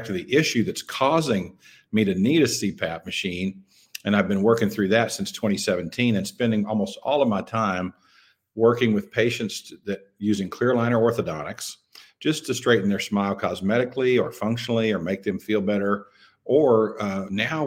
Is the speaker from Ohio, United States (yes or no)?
no; Clarksville, Arkansas, United States; also born or lived in Memphis, Tennessee; came back to my hometown in Western Arkansas, a little town called Clarksville